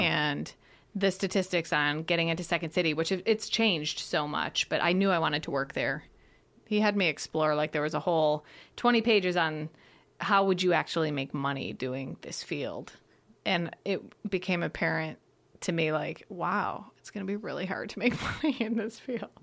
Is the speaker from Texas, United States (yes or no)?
no; outside of Detroit, Michigan, United States; moved away; also born or lived in Chicago; I grew up outside of Detroit